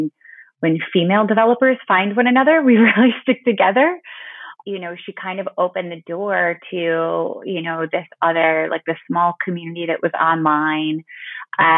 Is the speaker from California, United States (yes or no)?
no; Bay City, Michigan, United States; now in Midland, United States; my hometown of Bay City, Michigan